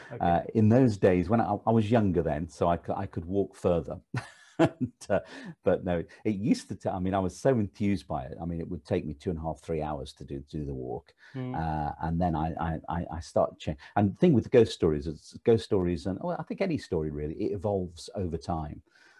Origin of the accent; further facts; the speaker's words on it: Stoke-on-Trent, West Midlands, United Kingdom; moved away as an adult; now in London, United Kingdom; I was born and bred in Stoke-on-Trent, which was in the Midlands.